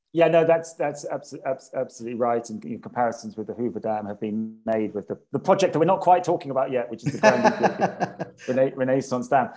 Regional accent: Cambridge, East of England, United Kingdom; moved away as an adult; also born or lived in Addis Ababa, Ethiopia; now in Ethiopia; I'm a Brit and from, from Cambridge.

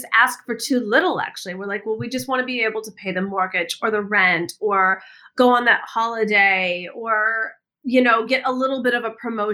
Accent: Michigan, United States; moved away as an adult; also born or lived in California / Washington; I grew up in the Midwest in the United States, in Michigan.

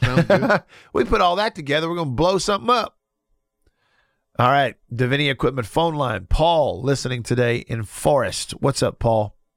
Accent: Russellville, Alabama, United States; moved away; It's my hometown that I grew up in, Russellville, Alabama.

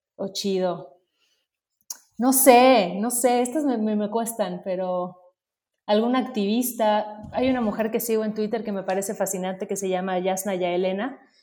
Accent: Mérida, Yucatán, Mexico; yo crecí en Mérida, que de alguna forma es una ciudad bastante em, tradicional

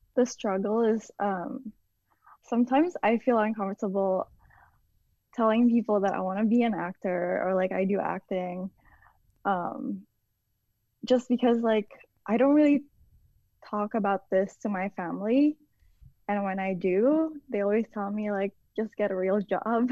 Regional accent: Indonesia; moved away; I grew up in Indonesia

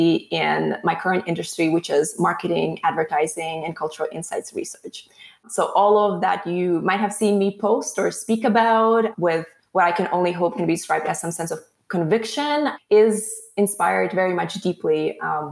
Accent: Latvia; moved away as an adult; now in United States; I was growing up as a young person, a teenager in Latvia, Eastern Europe

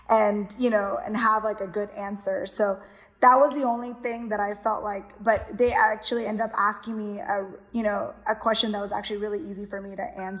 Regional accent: Kerala, India; now in United States; I'm from Kerala, so anyone who was U.S. Keralites, they would have competitions, or within your church, or anything like community wise.

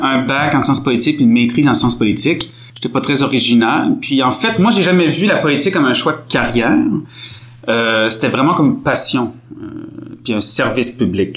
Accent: Quebec City, Quebec, Canada; also born or lived in Montreal, Canada; je suis né à Québec

